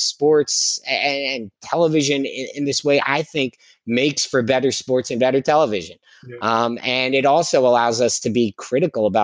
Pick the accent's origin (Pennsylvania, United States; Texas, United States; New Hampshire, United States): Pennsylvania, United States; Philadelphia; I grew up mostly in Philadelphia